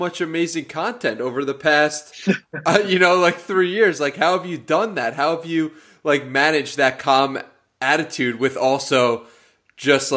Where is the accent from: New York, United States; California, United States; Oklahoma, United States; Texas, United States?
New York, United States; now in San Diego, United States; I'm from New York, but I lived in San Diego for the past year